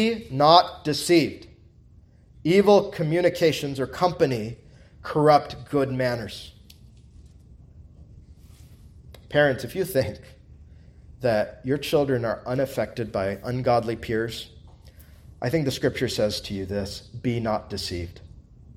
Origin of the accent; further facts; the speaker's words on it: United States; as an American